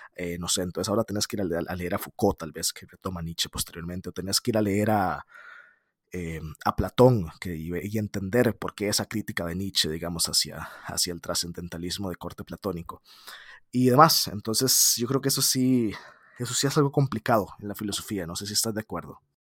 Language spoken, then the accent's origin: Spanish; San José, Costa Rica; yo soy de San José, Costa Rica